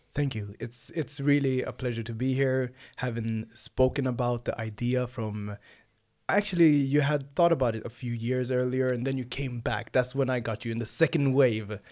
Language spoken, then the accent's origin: English; Sweden; also born or lived in Nynäshamn; I'm born and raised here in Sweden. I have origins from Rwanda and Uganda.